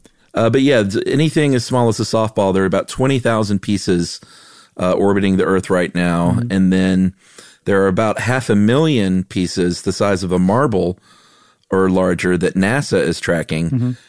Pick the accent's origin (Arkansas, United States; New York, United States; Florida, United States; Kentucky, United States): New York, United States; Buffalo; I'm from Buffalo.